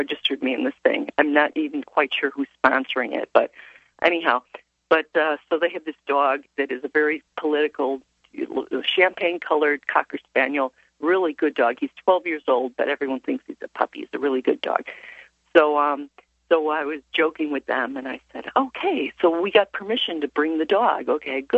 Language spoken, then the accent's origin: English; Chicago, Illinois, United States; moved away; I'm originally from Chicago. So I'm from Illinois